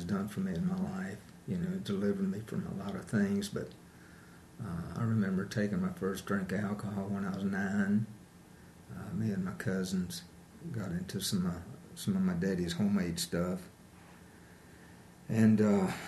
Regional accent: Greensboro, North Carolina, United States; I'm from Greensboro, North Carolina, down a little farther south

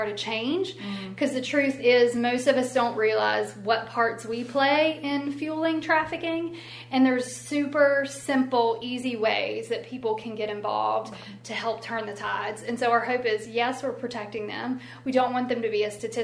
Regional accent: Elkton, United States; I'm from Elkton

